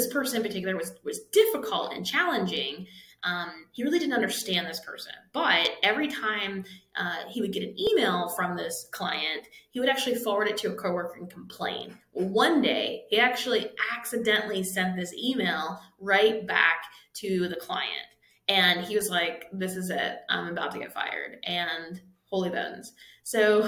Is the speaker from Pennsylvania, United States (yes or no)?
yes; Pittsburgh, Pennsylvania, United States; I'm from Pittsburgh area